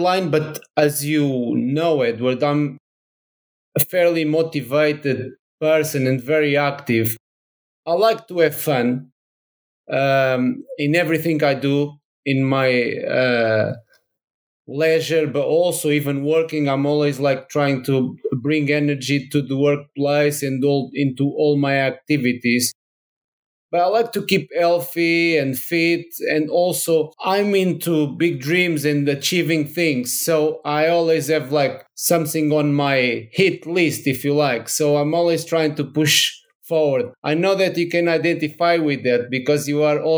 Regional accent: Portugal; English is a second language; moved away as an adult; now in Brighton, United Kingdom; go back to Portugal.

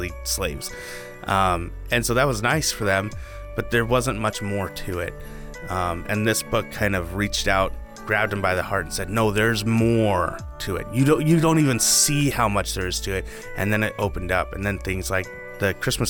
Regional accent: United States; we're American

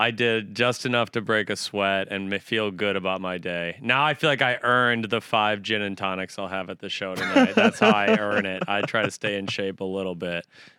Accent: Woodbury, Minnesota, United States; moved away as an adult; now in New York, United States; I am from Woodbury, Minnesota.

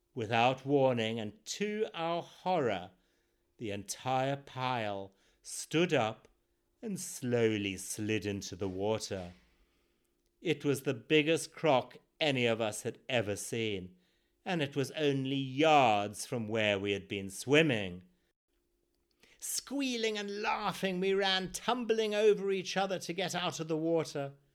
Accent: Zimbabwe; born or raised there

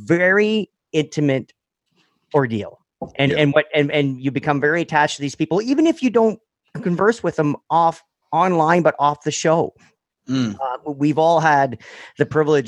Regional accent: Toronto, Ontario, Canada; we're from the Toronto area in Canada

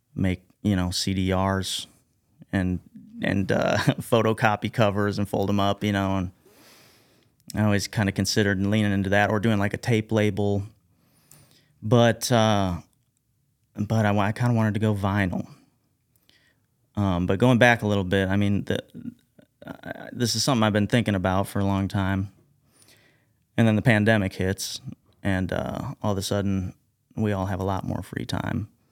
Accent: Carbondale, Illinois, United States; also born or lived in DeSoto, Illinois; I was born and raised here in Southern Illinois. Grew up in, uh, DeSoto, I guess. But, um, also kinda grew up in Carbondale

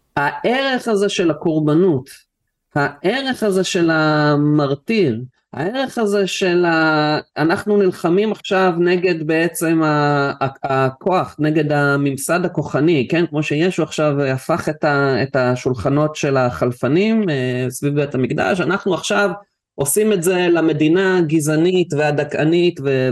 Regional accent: Israel; נולדתי בארץ

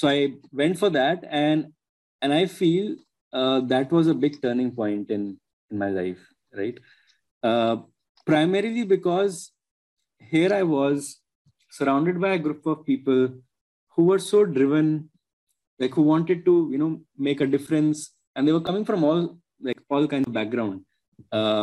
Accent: Agra, Uttar Pradesh, India; Agra, which is my hometown and where my parents live

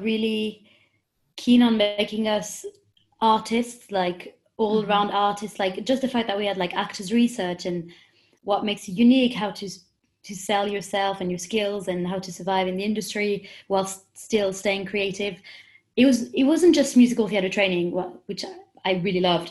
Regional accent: Paris, Île-de-France, France; English is a second language; moved away as an adult; also born or lived in London; I'm 22 years old and I'm from Paris, in France

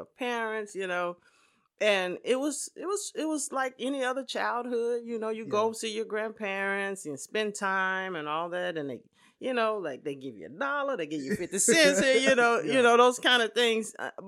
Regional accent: Dallas, Texas, United States; I'm born and raised in Dallas, Texas.

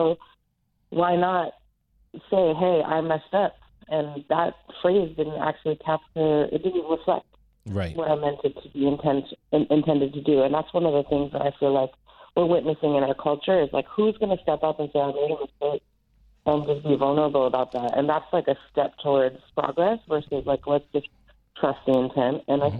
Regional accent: Massachusetts, United States; I grew up in Massachusetts

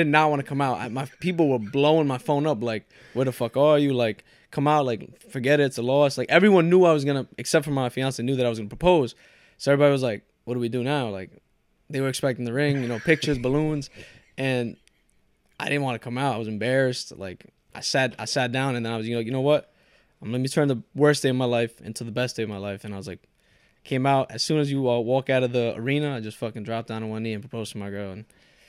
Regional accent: Port Chester, New York, United States; born there; I was born in Port Chester, but my family's from Ecuador, so first generation Ecuadorian.

